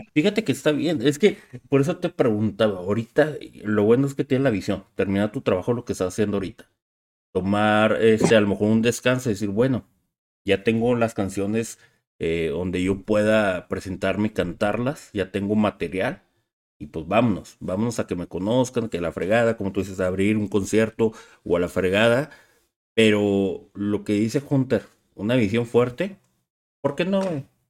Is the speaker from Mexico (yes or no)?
yes; Ciudad Juárez, Chihuahua, Mexico; somos cuatro de Ciudad Juárez